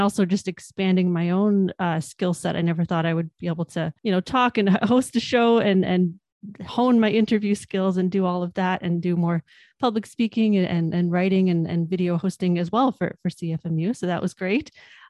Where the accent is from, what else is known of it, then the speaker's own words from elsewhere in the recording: Hamilton, Ontario, Canada; Yeah, so I'm born and raised in Hamilton, lifelong Hamiltonian, grew up sort of in the towards the East End, went to high school here, went to McMaster following that, and always stayed in the city.